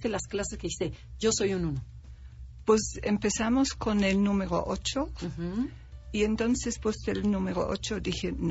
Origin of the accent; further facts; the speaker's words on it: Germany; now in Mexico; Yo soy alemana, 100% alemana.